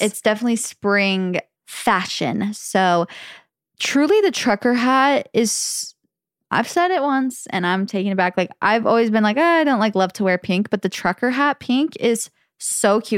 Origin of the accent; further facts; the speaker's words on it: the Valley, Arizona, United States; accent: Valley Girl; we grew up in the valley